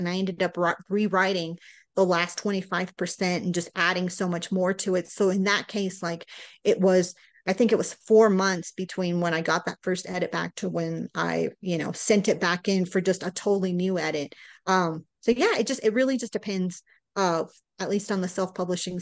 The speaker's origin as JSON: {"language": "English", "town": "Houston", "region": "Texas", "country": "United States", "also_born_or_lived": "Florida", "moved": "yes", "lives_now": "Colorado, United States", "said": "we're from Houston"}